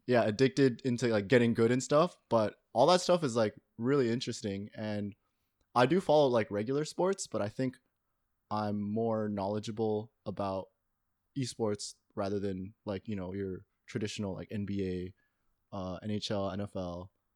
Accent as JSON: {"language": "English", "town": "Toronto", "region": "Ontario", "country": "Canada", "tie": "born or raised there", "said": "I grew up in Toronto"}